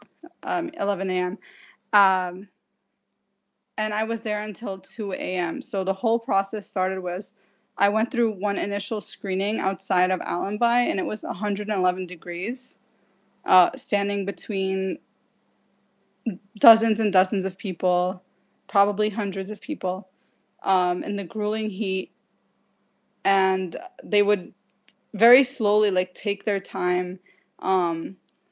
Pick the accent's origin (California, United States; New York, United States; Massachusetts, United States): New York, United States; New York City; also born or lived in Jordan; I grew up in Brooklyn, New York